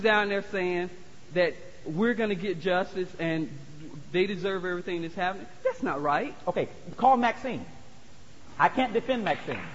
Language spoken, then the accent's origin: English; Florida, United States; moved away; I'm from Florida